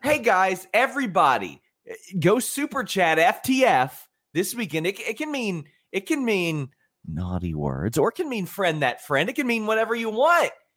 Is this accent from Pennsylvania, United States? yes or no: no; Kentucky, United States; I'm from Kentucky